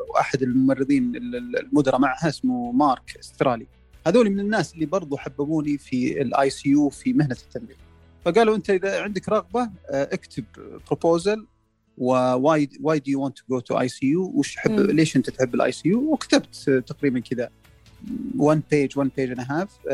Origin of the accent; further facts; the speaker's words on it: Saudi Arabia; احنا كسعوديين